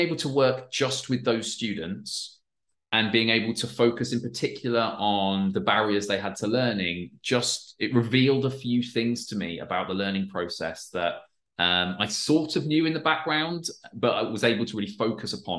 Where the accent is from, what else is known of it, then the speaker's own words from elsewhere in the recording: Peterborough, East of England, United Kingdom; I'm from England, so it would have been it's a school in Peterborough in England, where I'm from